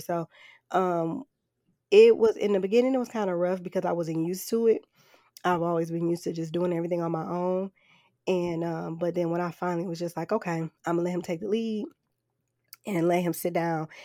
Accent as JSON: {"language": "English", "town": "Flint", "region": "Michigan", "country": "United States", "tie": "born or raised there", "moved": "yes", "said": "growing up in Flint"}